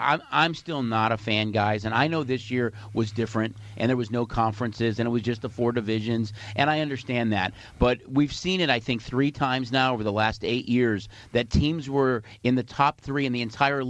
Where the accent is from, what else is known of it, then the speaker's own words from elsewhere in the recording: Chicago, Illinois, United States; moved away; growing up in Chicago